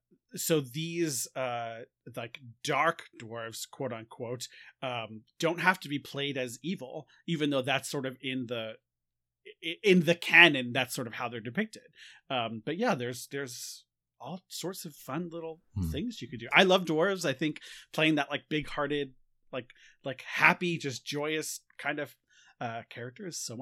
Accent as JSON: {"language": "English", "region": "New York", "country": "United States", "said": "I'm a New Yorker."}